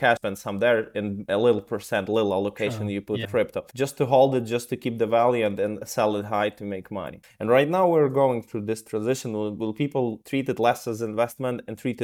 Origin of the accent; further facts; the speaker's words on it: Ukraine; moved away; I'm originally from Ukraine